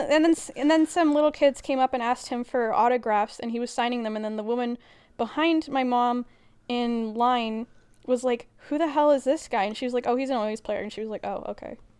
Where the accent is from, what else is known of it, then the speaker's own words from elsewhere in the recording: Edmonton, Alberta, Canada; I am from Edmonton